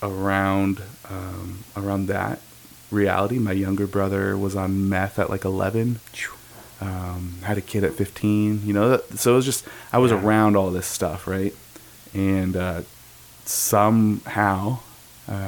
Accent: Phoenix, Arizona, United States; I'm a native Phoenician, born and raised in Phoenix.

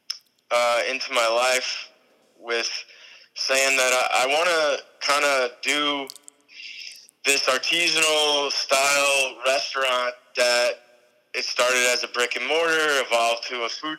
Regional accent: New York, United States; moved away; also born or lived in St. Petersburg, Florida; I was raised in New York

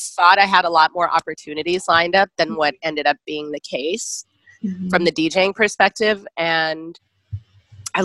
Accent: Chicago, Illinois, United States; moved away as an adult; also born or lived in Bay Area, California; now in Brooklyn, United States; I'm originally from Chicago, so I kind of grew up with that as my backdrop.

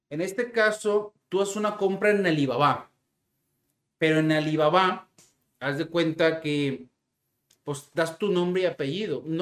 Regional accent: Mexico; Aproximadamente, este, soy de México.

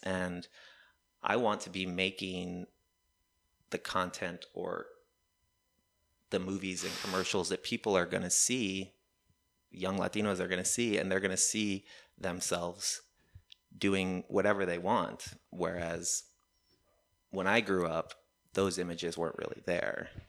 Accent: Texas, United States; back here in my home state

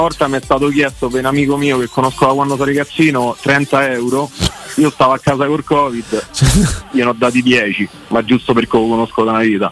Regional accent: Rome, Lazio, Italy; sono De Colle Salario

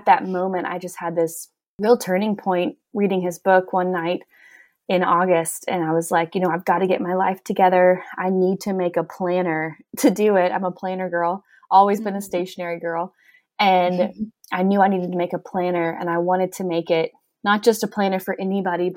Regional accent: Gulf Coast of Alabama, United States; moved away as an adult; also born or lived in New York; now in Tennessee, United States; I'm from Alabama, small town girl. I grew up on the Gulf Coast of Alabama

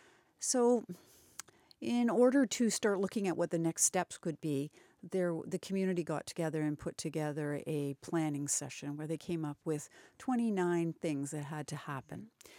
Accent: Brantford, Ontario, Canada; now in Paris, Canada; Well, I'm a Brantfordian, although I live in Paris. I grew up in Brantford.

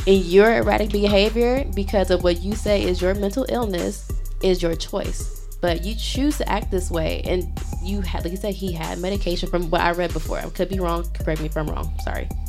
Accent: Chicago, Illinois, United States; now in Providence, United States; I'm from Southside Chicago

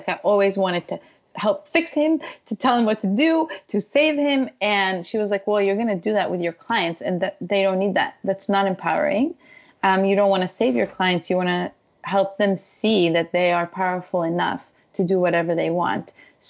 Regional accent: Ukraine; I grew up, you know, I'm Ukrainian. I was born in Ukraine.

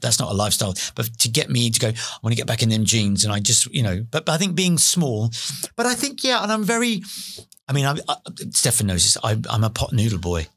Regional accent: London, United Kingdom; also born or lived in Beckton / East Ham; I was born in East London. I was born in Forest Gate.

